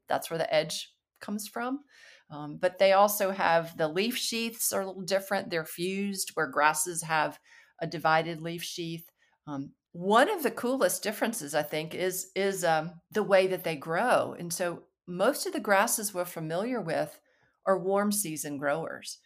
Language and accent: English; Alabama, United States; moved away as an adult; also born or lived in North Carolina; I grew up in Alabama